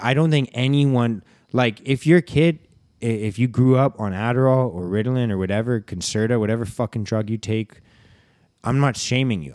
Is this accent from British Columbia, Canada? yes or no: yes; Vancouver, British Columbia, Canada; we grew up in Vancouver here